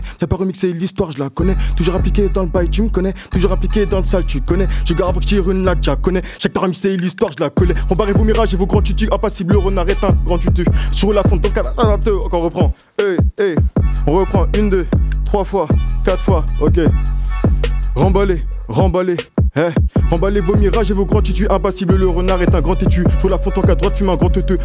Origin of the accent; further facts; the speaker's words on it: Noisy-le-Sec, Île-de-France, France; moved away; also born or lived in Vienne (86) / Paris / Poitiers / Rennes; je viens de Noisy-le-Sec-Montreuil, 93, j'ai fait du chemin jusqu'au 86